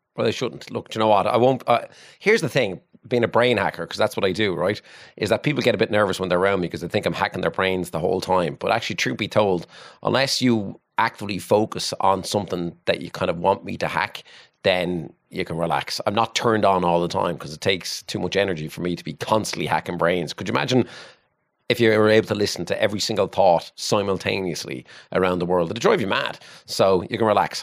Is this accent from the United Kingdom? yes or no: no; Waterford, Munster, Ireland; I come from Williamstown in Waterford and had a pretty normal childhood